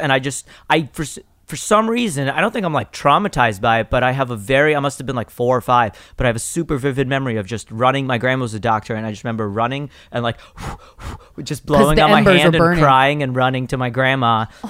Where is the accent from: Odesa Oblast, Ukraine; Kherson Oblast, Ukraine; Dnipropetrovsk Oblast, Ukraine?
Odesa Oblast, Ukraine; Odesa; now in United States; Well, I was born in Ukraine.